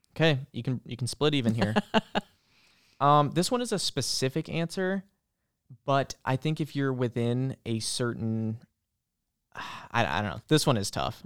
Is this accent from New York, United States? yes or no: no; Boone, Iowa, United States; now in Marion, United States; I grew up in small town Boone, central Iowa